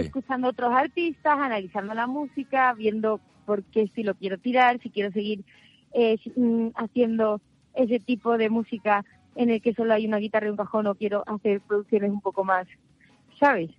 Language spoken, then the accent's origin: Spanish; El Puerto de Santa María, Andalusia, Spain; de Puerto Santa María